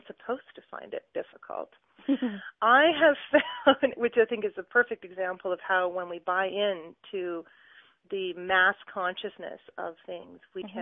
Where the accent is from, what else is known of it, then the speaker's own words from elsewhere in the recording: Brampton, Ontario, Canada; moved away as an adult; also born or lived in Ottawa / Edmonton / Calgary; now in Waterloo, Canada; I was actually born and raised in the Brampton, Mississauga area